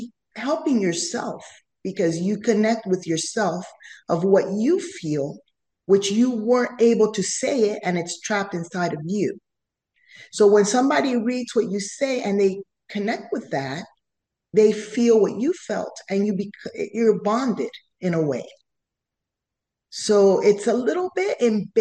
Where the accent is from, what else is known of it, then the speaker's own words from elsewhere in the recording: Panama; first language Spanish; English is a second language; I come from Panama